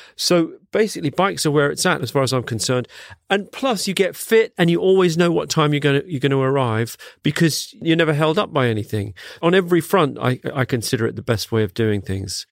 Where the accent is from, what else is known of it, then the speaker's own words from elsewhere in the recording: London, United Kingdom; also born or lived in Singapore; I grew up in Wandsworth